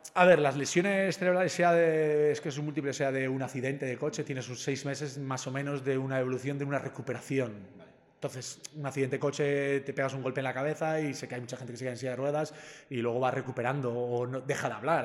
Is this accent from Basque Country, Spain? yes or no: yes; Zumárraga, Basque Country, Spain; en mi pueblo en Zumárraga teníamos hospital